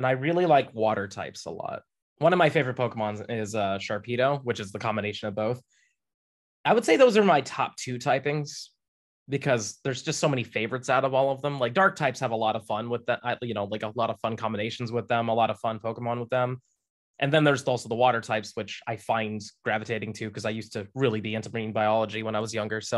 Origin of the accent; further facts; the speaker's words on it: Florida, United States; I'm from Florida